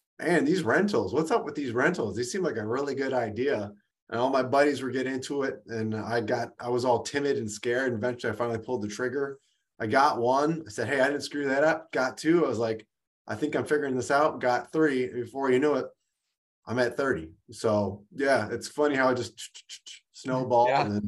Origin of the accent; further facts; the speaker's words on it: Detroit, Michigan, United States; also born or lived in California; we grew up here rough in the Detroit area, in Detroit proper.